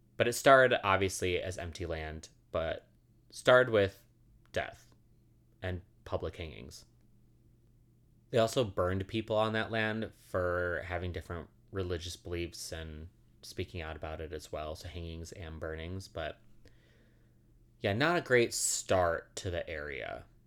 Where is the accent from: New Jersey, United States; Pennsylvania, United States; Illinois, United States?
Illinois, United States; suburbs of Chicago; the suburbs of Chicago, the house I grew up in.